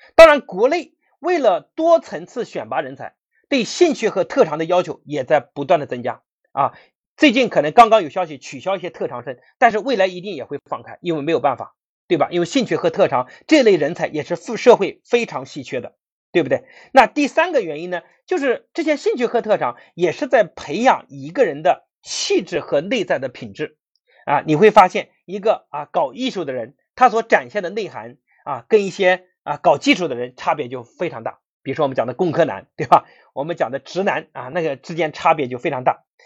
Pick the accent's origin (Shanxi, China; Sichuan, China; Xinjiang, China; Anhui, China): Anhui, China; 我是安徽人